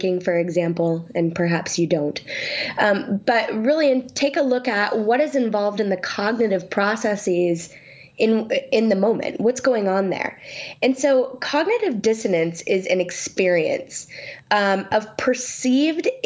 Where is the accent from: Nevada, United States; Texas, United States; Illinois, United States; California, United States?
California, United States; Sacramento; I'm from Sacramento and in California.